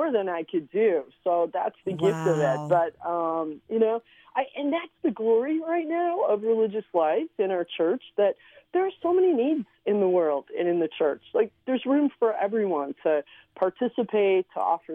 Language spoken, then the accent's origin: English; Cleveland, Ohio, United States; first language Slovenian; English is a second language; also born or lived in Slovenia / San Diego / San Antonio, Texas; now in Chicago, United States; I grew up in Cleveland, Ohio